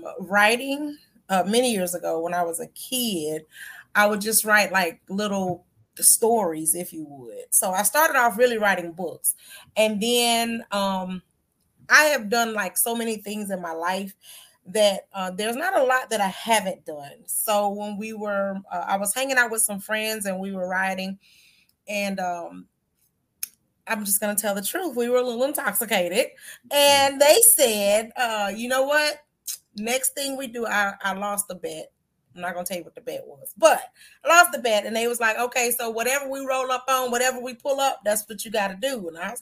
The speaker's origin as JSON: {"language": "English", "region": "Georgia", "country": "United States", "tie": "born or raised there", "also_born_or_lived": "Oklahoma / Europe", "said": "Well, I was born in Oklahoma. I was raised in Europe. I was reared in Georgia."}